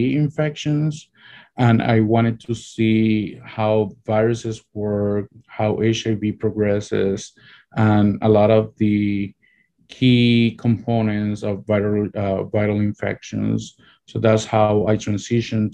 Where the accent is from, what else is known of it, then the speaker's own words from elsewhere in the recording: Puerto Rico; moved away as an adult; also born or lived in Rochester, New York; now in Ithaca, United States; I'm originally from Puerto Rico